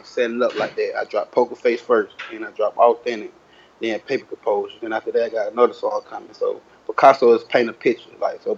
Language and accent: English; Atlanta, Georgia, United States; I'm from Mason Ave, Edgewood, Atlanta, GA, growing up